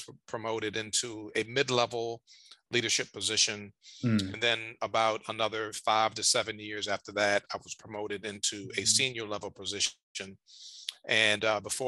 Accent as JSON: {"language": "English", "town": "Richmond", "region": "Virginia", "country": "United States", "tie": "born or raised there", "said": "in my hometown of Richmond, Virginia"}